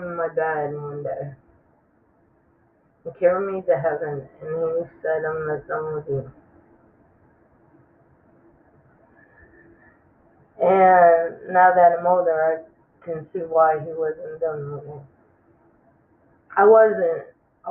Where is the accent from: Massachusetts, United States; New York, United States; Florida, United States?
New York, United States; Clifton Springs; I was born in New York, upstate New York, a little town called Clifton Springs Hospital